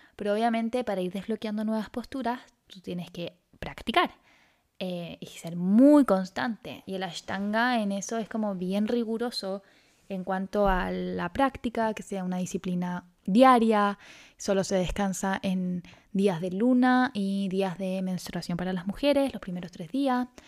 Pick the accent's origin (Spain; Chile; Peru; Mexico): Chile; also born or lived in Santiago, Chile; acá en Chile, en Santiago